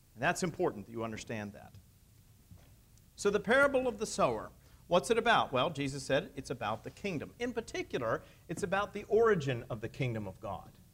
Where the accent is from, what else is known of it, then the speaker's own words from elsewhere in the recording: near Pittsburgh, Pennsylvania, United States; moved away; I grew up in Pennsylvania, as most of you know, near Pittsburgh